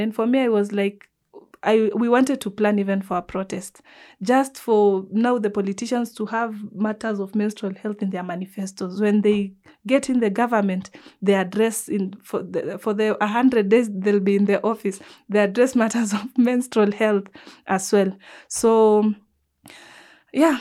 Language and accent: English; Nairobi, Kenya; I'm coming from the Nubian community